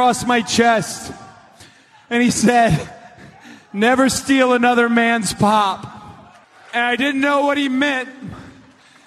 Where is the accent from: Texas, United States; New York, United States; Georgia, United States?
Georgia, United States; Atlanta; my hometown